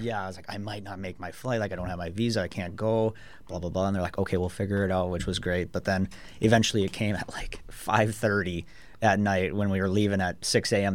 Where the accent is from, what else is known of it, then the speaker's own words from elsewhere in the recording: International Falls, Minnesota, United States; moved away as an adult; now in Danbury, United States; I am from Minnesota, not from the Twin Cities. I'm from International Falls, which is right on the Canadian border